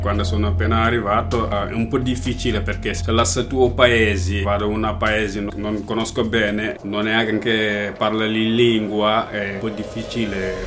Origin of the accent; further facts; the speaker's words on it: Senegal; Italian is a second language; moved away as an adult; now in Milan, Italy; sono senegalese, sono venuto qua a Milano da 2013